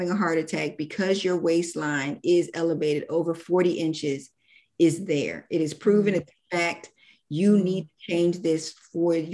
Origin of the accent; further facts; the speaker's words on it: Philadelphia, Pennsylvania, United States; I am originally from Philadelphia, Pennsylvania, but my roots are in Georgia.